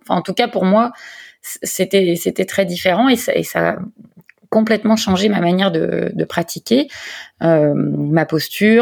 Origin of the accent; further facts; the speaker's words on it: Lyon, Auvergne-Rhône-Alpes, France; moved away as an adult; now in Provence, France; je suis lyonnaise d'origine